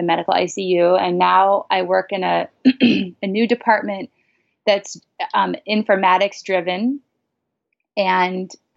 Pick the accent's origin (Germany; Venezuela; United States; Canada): United States; Nebraska; born or raised there; moved away as an adult; also born or lived in Binghamton, New York; now in Los Angeles, United States